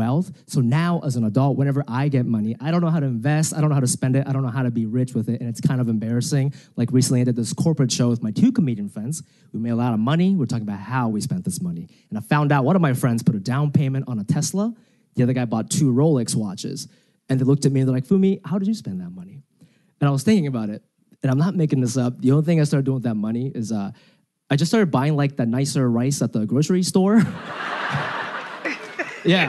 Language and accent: English; United States; I speak Japanese, but I grew up in America